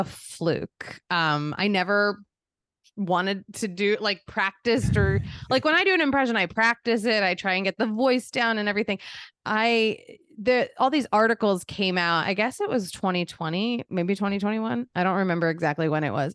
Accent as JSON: {"language": "English", "town": "Philadelphia", "region": "Pennsylvania", "country": "United States", "tie": "born or raised there", "also_born_or_lived": "Boston / New York", "moved": "as an adult", "said": "I grew up in Philadelphia"}